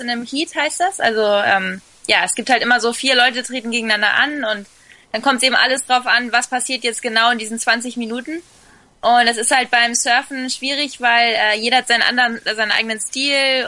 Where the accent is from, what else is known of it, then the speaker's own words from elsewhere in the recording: Fuerteventura, Canary Islands, Spain; also born or lived in Sylt, Germany; ich bin auf Sylt geboren, wobei meine Eltern mich schon mit nach Fuerteventura quasi entführt haben, wo ich zwei Wochen alt war. Und ich bin dann auch da zur Schule gegangen. Also ich bin, äh, schon in Spanien eher dann aufgewachsen